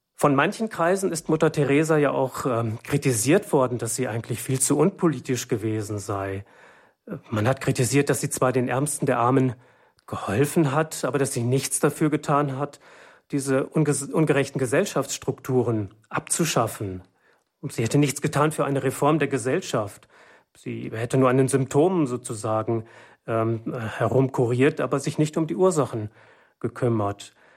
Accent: Germany; bei uns in Deutschland

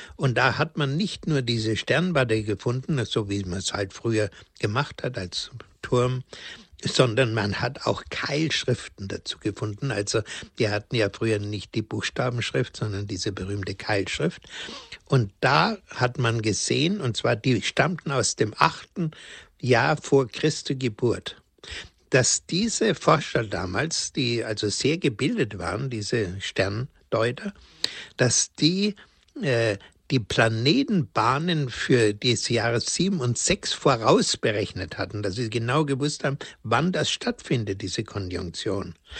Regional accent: Bavaria, Germany; bei uns in Bayern

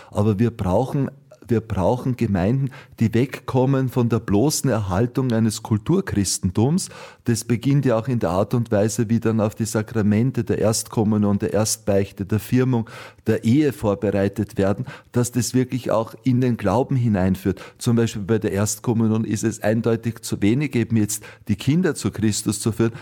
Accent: Austria; bei uns in Österreich

